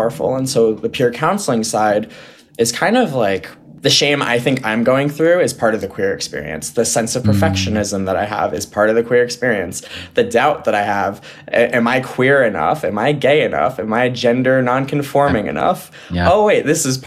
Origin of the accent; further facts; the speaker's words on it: Westchester County, New York, United States; also born or lived in San Diego, California; back to New York, where I grew up in Westchester